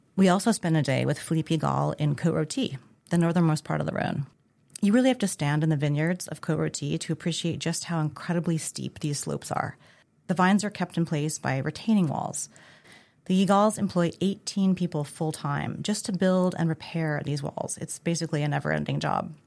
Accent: Arizona, United States; moved away; I grew up in Arizona

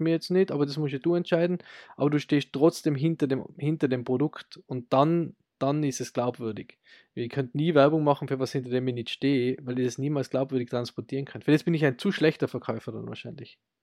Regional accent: Austria; bei uns in Österreich

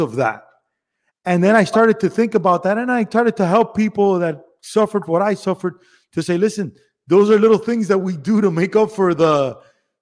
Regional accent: Miami, Florida, United States; I'm Cuban from Miami

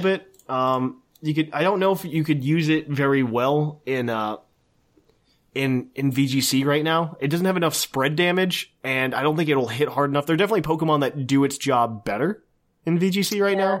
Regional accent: Indiana, United States; now in Ohio, United States

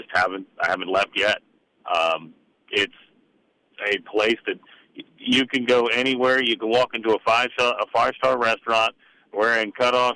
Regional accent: Fredericksburg, Texas, United States; now in Key West, United States; I'm originally from Texas, and I'm originally from the middle of Texas, Texas, in a little town called Fredericksburg.

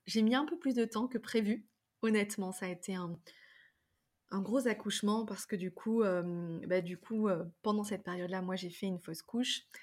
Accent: Drôme provençale, Auvergne-Rhône-Alpes, France; grandi dans la Drôme provençale, dans un vieux corps de ferme

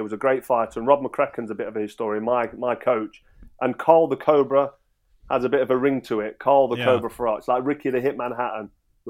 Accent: Nottingham, East Midlands, United Kingdom; I grew up in Nottingham. I was born and raised in Nottingham. I spent most of my life in Nottingham.

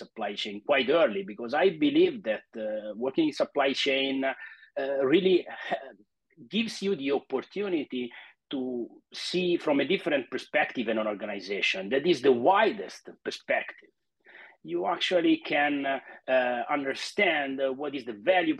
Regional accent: Italy; also born or lived in Florence; I'm 48 and I'm from Italy. Actually, now I'm talking to you from Milan, but actually my home base is Florence, so in the center of the country.

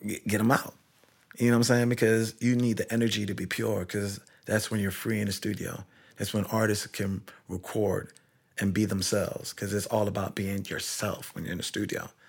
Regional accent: Kingston, Jamaica; moved away; I'm originally from Kingston, Jamaica, in Barbican Row

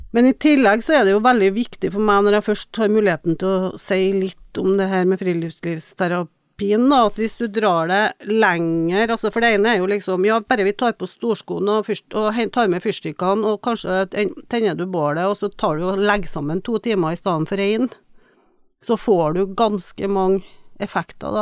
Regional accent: Trøndelag, Norway; moved away as an adult; also born or lived in Tromsø; jeg kommer jo fra Trøndelag og vokser jo opp i en veldig friluftslivsinteressert

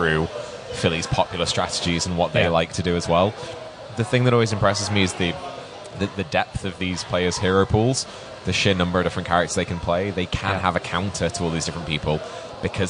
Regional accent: United Kingdom; as a British person

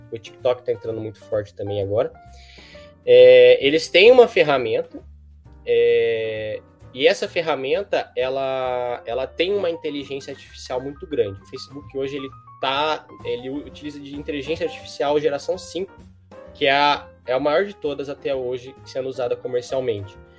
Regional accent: Bauru, São Paulo, Brazil; eu moro em Bauru, né? É, sou de Bauru

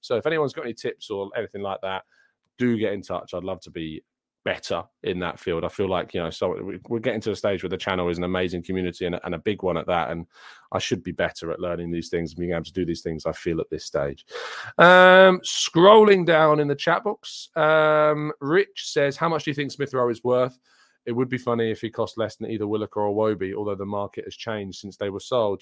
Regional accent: England, United Kingdom; I'm English myself

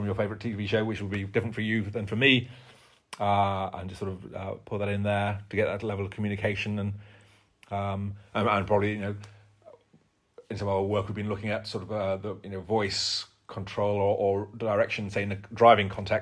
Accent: Yorkshire and the Humber, United Kingdom; I'm from Yorkshire

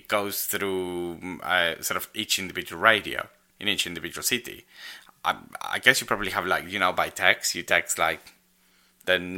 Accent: Argentina; now in United Kingdom; I am Argentinian

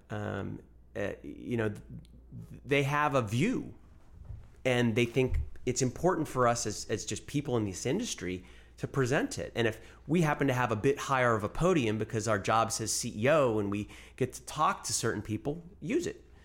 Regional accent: United States; also born or lived in New York; I was born here, raised here

